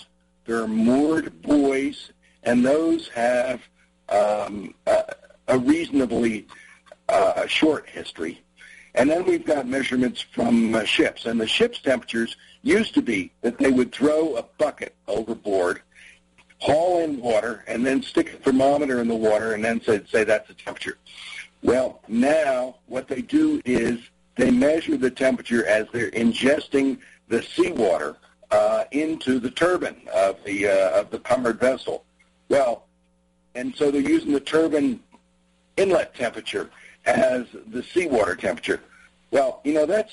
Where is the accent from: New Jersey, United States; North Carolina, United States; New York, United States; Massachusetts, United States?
New Jersey, United States; I grew up in New Jersey